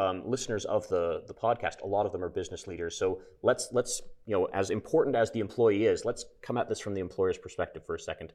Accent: Canada; I'm Canadian

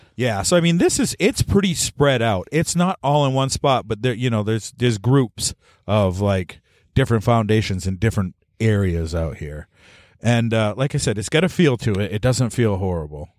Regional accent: Maine, United States; We're from Maine

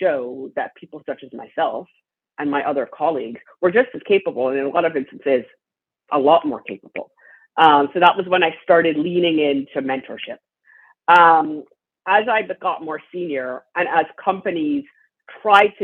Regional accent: Trinidad & Tobago; moved away; My father was a pioneer in health equity where I grew up in Trinidad and Tobago

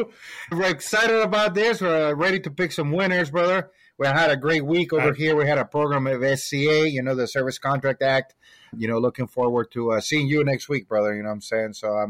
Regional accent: San Diego, California, United States; I'm from San Diego

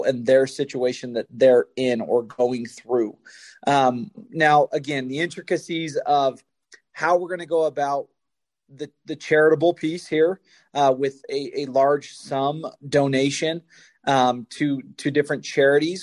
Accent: Spanish Fork, Utah, United States; Spanish Fork, Utah, my hometown.

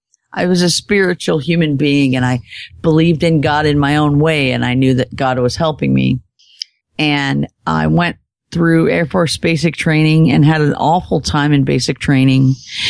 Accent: Arcata, California, United States; I grew up in Northern California.

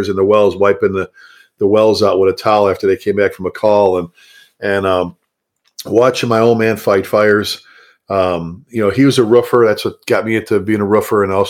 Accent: Chicago, Illinois, United States; also born or lived in Texas; now in North Texas, United States; Born and raised in the South Side of Chicago, made it down to Texas

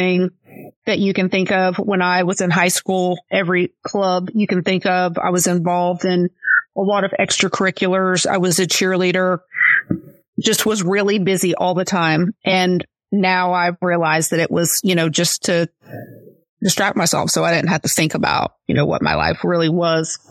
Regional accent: Florida, United States; also born or lived in Lakeland, Florida; I was born and raised here in Florida. I'm living in Lakeland, Florida, which is part of Polk County

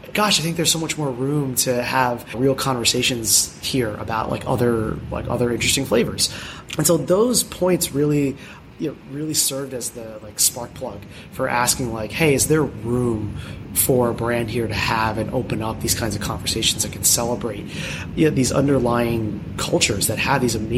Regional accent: United States; I'm Filipino American

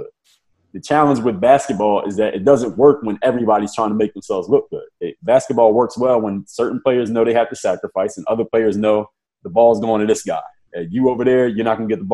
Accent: Philadelphia, Pennsylvania, United States; I'm from Philadelphia

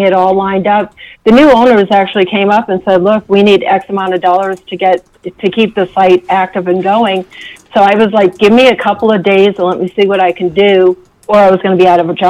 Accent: East Coast, United States; moved away; growing up on the East Coast

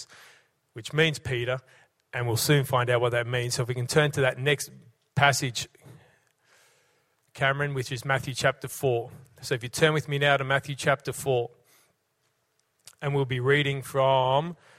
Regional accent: Brisbane, Queensland, Australia; now in Cessnock, Australia; When I was a young fella, growing up in Brisbane, sports crazy kid

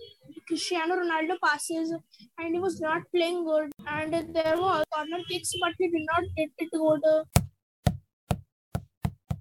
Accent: Indore, Madhya Pradesh, India; I am from Indore

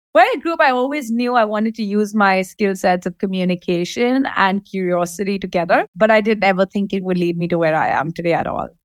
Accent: Dubai, United Arab Emirates; I'm born and raised in Dubai

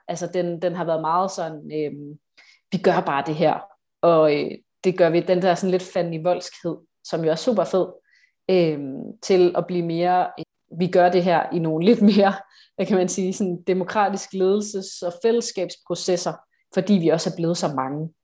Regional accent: Odense, Southern Denmark, Denmark; Jeg er fra Odense

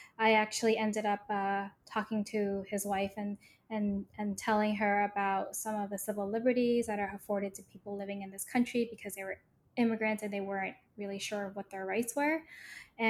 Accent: New York City, New York, United States; growing up in New York City

